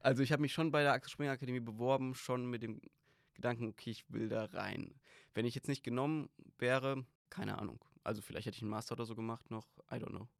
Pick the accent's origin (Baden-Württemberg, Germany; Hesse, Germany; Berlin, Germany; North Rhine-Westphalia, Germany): Hesse, Germany; Griesheim; Ich komme aus Darmstadt, Griesheim